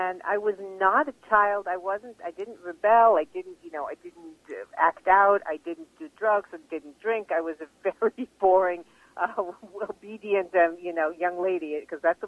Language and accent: English; Los Angeles, California, United States; moved away; also born or lived in Westport, Connecticut; I was born in Los Angeles in 1961